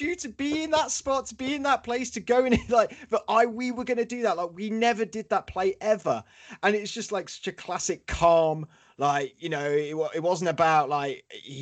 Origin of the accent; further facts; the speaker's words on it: Leicester, East Midlands, United Kingdom; now in London, United Kingdom; I'm London-based now, but I'm from Leicester